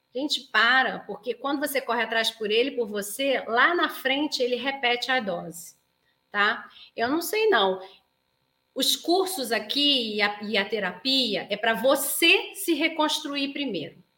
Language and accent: Portuguese; Rio de Janeiro, Brazil; moved away; como se fala lá na minha terra, no Rio de Janeiro